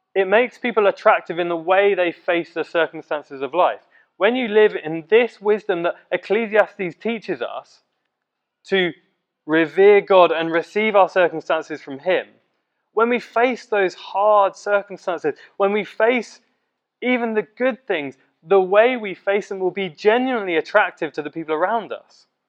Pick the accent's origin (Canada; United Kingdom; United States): United Kingdom; Letchworth, East of England; Letchworth, my hometown, and Baldock, um, the town of my school